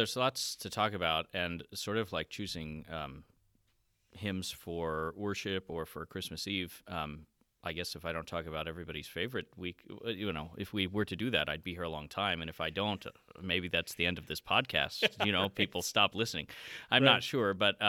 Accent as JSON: {"language": "English", "town": "Clearwater", "region": "Florida", "country": "United States", "tie": "born or raised there", "also_born_or_lived": "Northfield / Oklahoma", "lives_now": "Sioux Falls, United States", "said": "So I grew up in Florida, Clearwater, near that side of the state, and went to school at St. Olaf College in Northfield, Minnesota."}